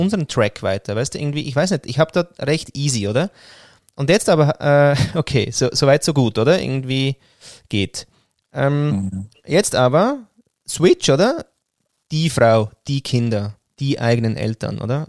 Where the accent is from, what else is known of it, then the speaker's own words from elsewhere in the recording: Switzerland; also born or lived in Austria; zu Hause oder wirklich heimisch fühle ich mich in der Schweiz, weil da bin ich aufgewachsen